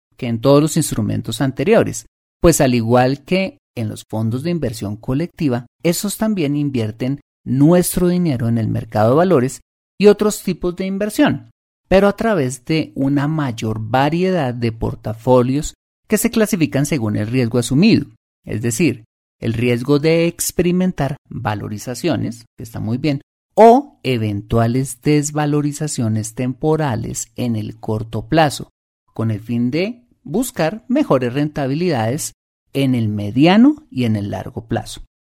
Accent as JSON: {"language": "Spanish", "country": "Colombia"}